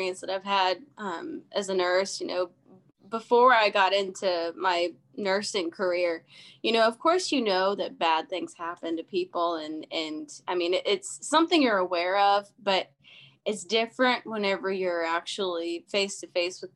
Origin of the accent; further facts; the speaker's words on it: Canton, Ohio, United States; I grew up in Ohio